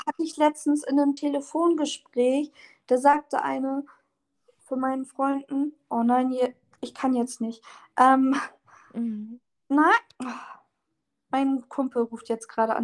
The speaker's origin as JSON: {"language": "German", "town": "Oldenburg", "region": "Lower Saxony", "country": "Germany", "said": "ich komme aus Oldenburg."}